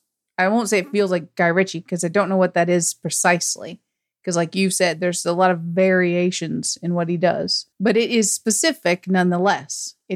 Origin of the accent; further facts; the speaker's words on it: United States; accent: American; I have a dry, boring American accent?